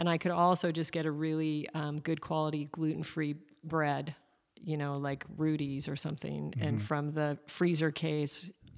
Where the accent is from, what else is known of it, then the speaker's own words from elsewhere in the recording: Alaska, United States; I come from Alaska, and my dad is a hunter